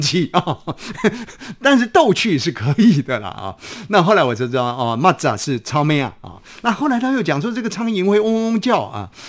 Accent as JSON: {"language": "Chinese", "country": "Taiwan", "said": "我们台湾人呢，讲蚱蜢叫蚱蜢"}